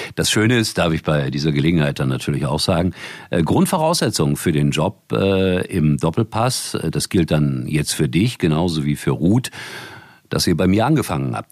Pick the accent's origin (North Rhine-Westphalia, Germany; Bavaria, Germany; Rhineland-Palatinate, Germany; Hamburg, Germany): North Rhine-Westphalia, Germany; Gelsenkirchen; Ich komme aus Gelsenkirchen